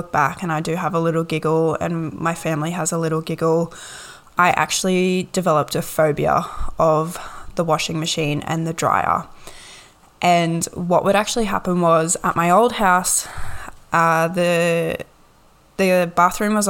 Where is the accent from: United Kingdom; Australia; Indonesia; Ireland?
Australia; Gold Coast, Queensland; also born or lived in Ipswich, Queensland; My parents were split and we moved to the Gold Coast